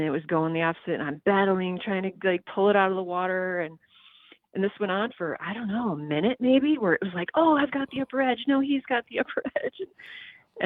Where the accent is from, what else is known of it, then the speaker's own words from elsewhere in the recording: Midwest, United States; I'm from the Midwest